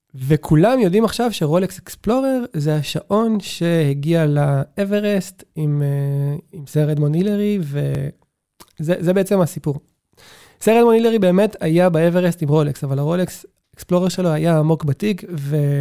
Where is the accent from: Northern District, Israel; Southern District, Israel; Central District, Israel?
Southern District, Israel; Beersheba; אני זוכר את עצמי כילד בבאר שבע